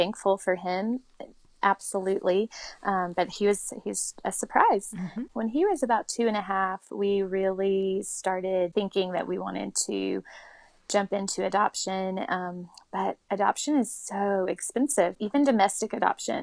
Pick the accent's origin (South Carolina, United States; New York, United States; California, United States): South Carolina, United States; moved away; also born or lived in New Orleans; my family in South Carolina. That's where I grew up.